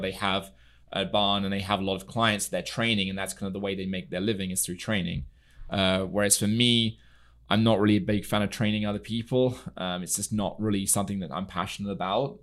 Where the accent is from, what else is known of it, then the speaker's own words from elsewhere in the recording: near Newmarket, East of England, United Kingdom; moved away as an adult; also born or lived in Germany / Mexico / California; now in Palm Beach, United States; I'm originally from England. I grew up in the U K. I was there for the first twenty years of my life.